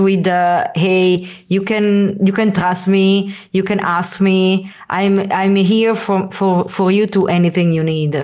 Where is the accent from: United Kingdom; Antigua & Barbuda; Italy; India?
Italy; moved away as an adult; also born or lived in San Francisco; also come from Italy